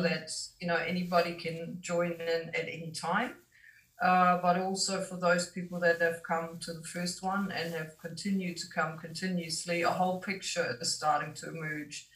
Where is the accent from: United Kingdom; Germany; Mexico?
Germany; moved away as an adult; now in New Zealand; I am from Germany originally, but I've lived in New Zealand for over 30 years now.